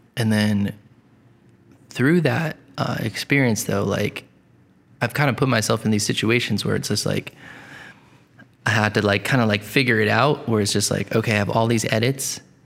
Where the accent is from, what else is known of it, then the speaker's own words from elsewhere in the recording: Coventry, Rhode Island, United States; I grew up in Coventry, Rhode Island